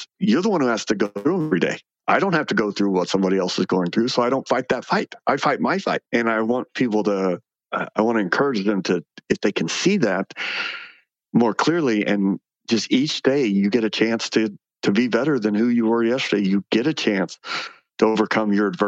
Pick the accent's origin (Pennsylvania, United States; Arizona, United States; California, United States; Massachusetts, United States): Arizona, United States; Phoenix; I was born and raised in Phoenix